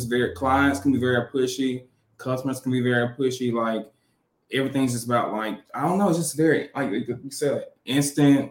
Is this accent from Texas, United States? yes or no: no; Birmingham, Alabama, United States; Raised in Birmingham. We live in Birmingham currently